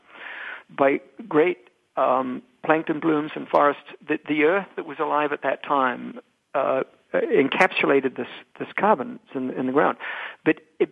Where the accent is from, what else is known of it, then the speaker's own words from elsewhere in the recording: New Zealand; now in United States; I'm a New Zealander.